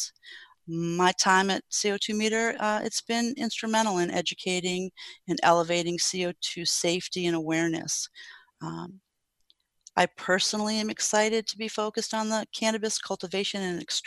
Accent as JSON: {"language": "English", "region": "New England", "country": "United States", "tie": "born or raised there", "said": "I grew up in New England and I went to school there"}